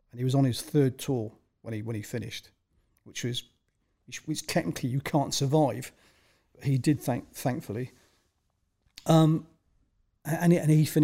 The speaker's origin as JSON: {"language": "English", "region": "South West England", "country": "United Kingdom", "tie": "born or raised there", "said": "I was actually um, born in Wiltshire, England, um, and as a good reference point um, historically uh, it was Salisbury um, is the main city that I lived close"}